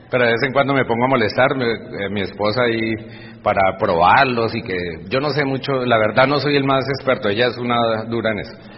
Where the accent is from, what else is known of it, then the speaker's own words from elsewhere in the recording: Bucaramanga, Santander, Colombia; Aquí con mi papá en Bucaramanga, donde yo nací